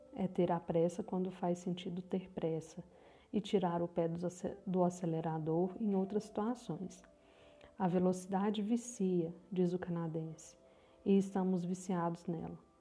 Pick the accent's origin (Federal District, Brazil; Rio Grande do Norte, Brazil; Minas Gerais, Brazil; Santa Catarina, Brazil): Minas Gerais, Brazil; Eu também sou mineira, falo de Uberlândia, Minas Gerais